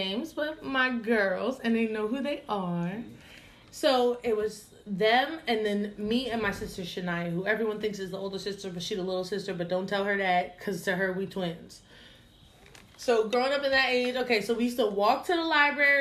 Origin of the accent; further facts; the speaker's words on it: Bridgewater, New Jersey, United States; also born or lived in Somerville, New Jersey; I grew up in Somerville, but I aged or matured in Bridgewater. So, I went to Somerville for a good portion of my life, and then for the rest of it, so fifth grade after, I was in Bridgewater